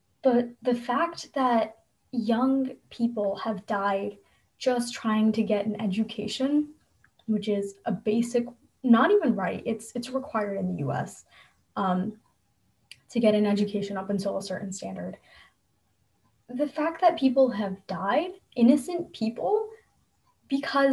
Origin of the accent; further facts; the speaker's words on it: New Jersey, United States; I come from a state, I'm from New Jersey